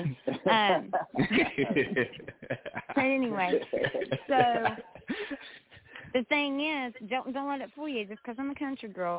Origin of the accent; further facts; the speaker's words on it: West Virginia, United States; I'm a little country girl. I'm white as hell, and I'm from West Virginia